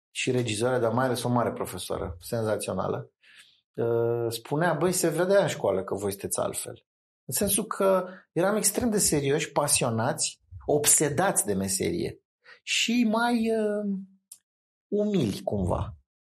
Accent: Bucharest, Romania; eram din București

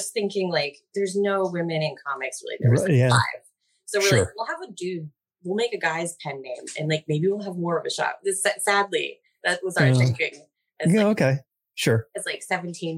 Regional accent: New Hampshire, United States; moved away; also born or lived in New York / San Diego; we're both from New Hampshire.

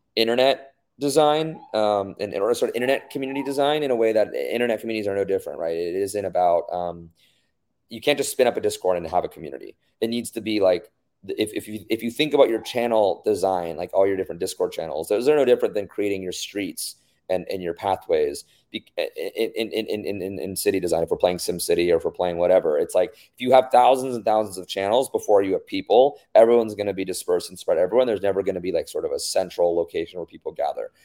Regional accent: United States; being a minority growing up in the States

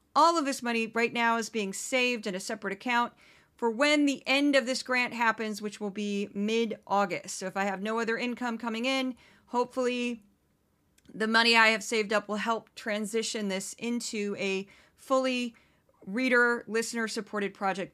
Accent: St. Louis, Missouri, United States; moved away as an adult; also born or lived in Brooklyn, New York; now in New York, United States; my hometown of Saint Louis

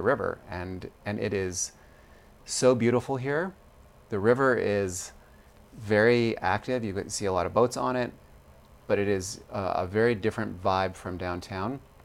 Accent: United States; And I'm American.

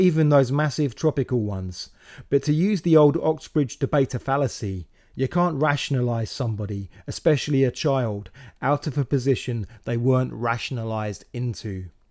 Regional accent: Slough, South East England, United Kingdom; moved away as an adult; also born or lived in Windsor; now in London, United Kingdom; I grew up in Slough

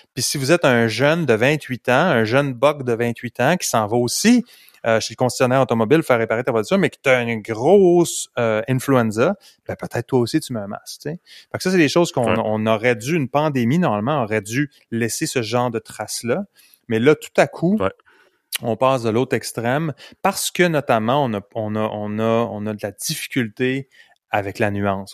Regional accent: Canada; Je suis un bon Canadien

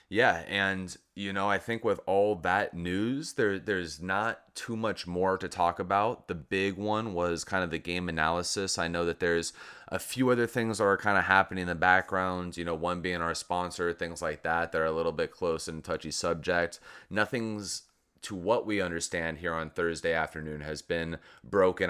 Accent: Southern California, United States; now in Miami, United States; I'm from Southern California

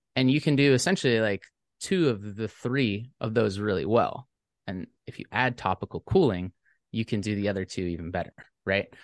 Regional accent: Savannah, Georgia, United States; I'm from Savannah, Georgia

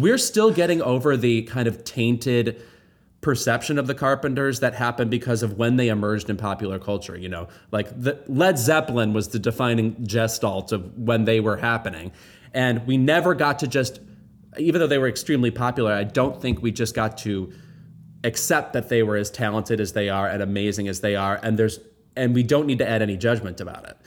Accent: United States; I am deeply American

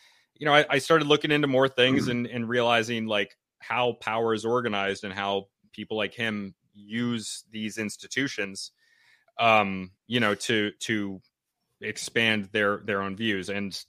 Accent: Connecticut, United States; also born or lived in North Carolina / Indonesia; So I'm from Connecticut, up here in New England.

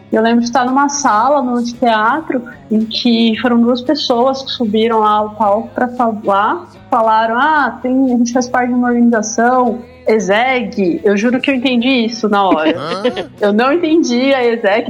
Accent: Ribeirão Preto, São Paulo, Brazil; Ribeirão, de onde eu sou, no interior de São Paulo

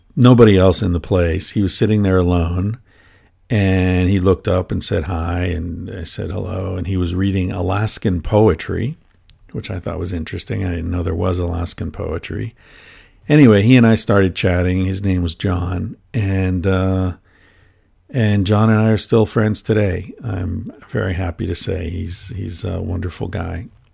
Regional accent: United States; as an American

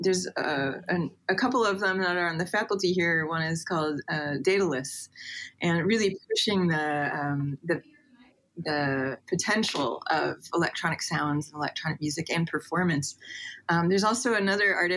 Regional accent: Indiana, United States; I grew up in Indiana, in a little Amish Mennonite area

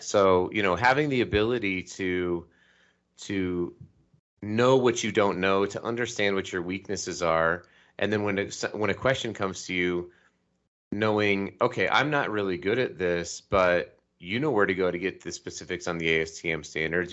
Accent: Colorado, United States; now in Salt Lake City, United States; I was raised in Colorado and I live in Salt Lake City

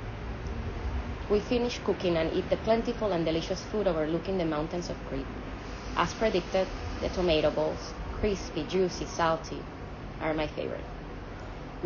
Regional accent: Venezuela; From Latin America. I'm Venezuelan

